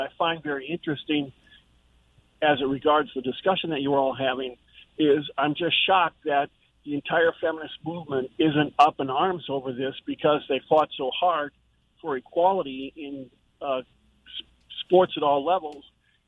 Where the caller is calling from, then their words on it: Jacksonville, United States; I'm calling from Jacksonville.